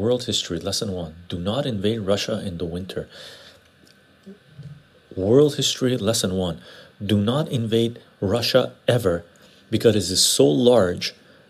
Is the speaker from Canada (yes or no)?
no; Egypt; I'm Egyptian, personally. And we have quite a few Armenians in our church.